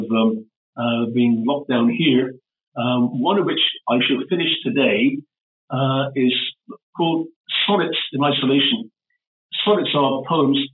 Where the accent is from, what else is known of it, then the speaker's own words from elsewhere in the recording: Welsh, Wales, United Kingdom; Being Welsh, I was cognizant, Welsh and Celtic